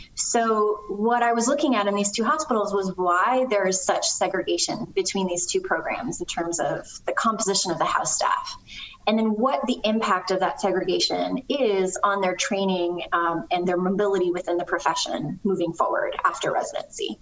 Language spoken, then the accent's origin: English; Canada; moved away; I'm originally from Canada.